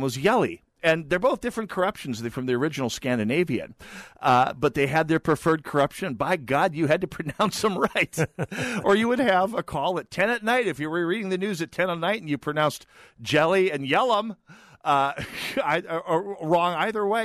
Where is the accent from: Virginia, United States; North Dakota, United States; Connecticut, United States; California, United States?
North Dakota, United States; rural; born or raised there; moved away